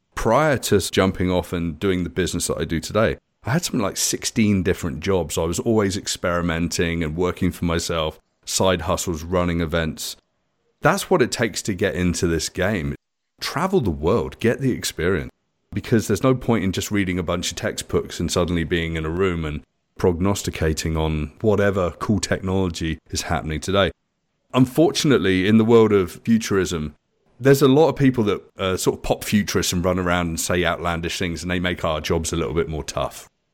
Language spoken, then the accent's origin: English; United Kingdom; moved away as an adult; now in Canada; I'm British.